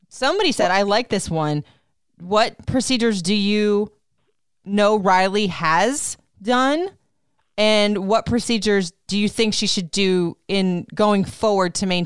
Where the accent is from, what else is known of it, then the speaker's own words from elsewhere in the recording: Puerto Rico; I'm from Puerto Rico, for goodness sakes. We have something in there that's used to the sun